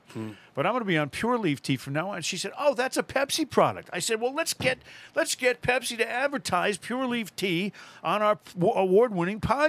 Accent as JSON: {"language": "English", "region": "Connecticut", "country": "United States", "said": "I'm from Connecticut"}